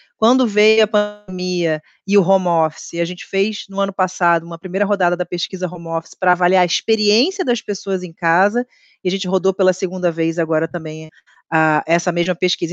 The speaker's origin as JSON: {"language": "Portuguese", "region": "Rio de Janeiro", "country": "Brazil", "said": "sou carioca"}